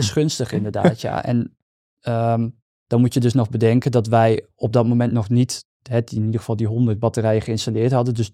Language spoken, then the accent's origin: Dutch; Netherlands; Ik ben toch gewoon een Nederlander, hè?